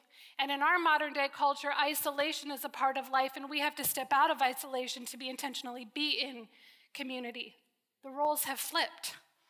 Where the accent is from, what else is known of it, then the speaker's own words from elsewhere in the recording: Connecticut, United States; I was born and raised in Connecticut. I'm an East Coast girl. One more East Coast girl in the room. I don't sound like it. I've been off the East Coast long enough that I no longer have that thick accent.